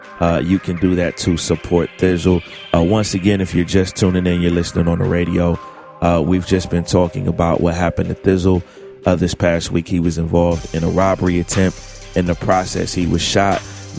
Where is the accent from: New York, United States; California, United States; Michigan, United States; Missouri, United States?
Missouri, United States; St. Louis; I know many of you have been hearing that I was shot Monday night during an attempted robbery in my hometown of St. Louis.